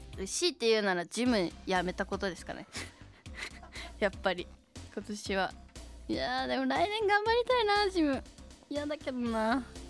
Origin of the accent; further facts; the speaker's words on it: Shizuoka, Japan; 地元静岡